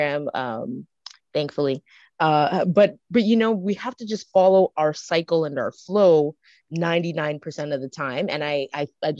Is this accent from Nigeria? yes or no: no; Canada; I'm also growing up in Canada with another culture.